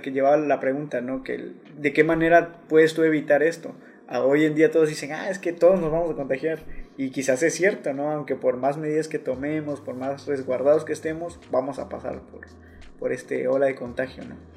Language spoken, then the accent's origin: Spanish; Mexico; como mexicanos más que nada sabemos salir adelante